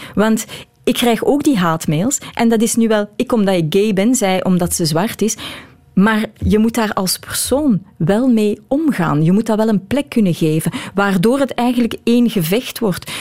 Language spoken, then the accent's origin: Dutch; Belgium; Ik blijf een Belg.